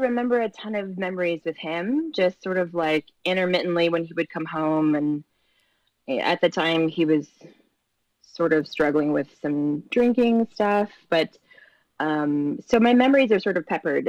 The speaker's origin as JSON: {"language": "English", "region": "Michigan", "country": "United States", "also_born_or_lived": "Boulder, Colorado", "said": "Boulder, Colorado. Yeah, which sounds exotic being from Michigan, like Colorado."}